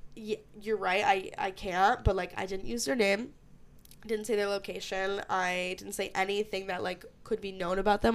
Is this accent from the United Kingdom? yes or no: no; Syracuse, New York, United States; I'm from Syracuse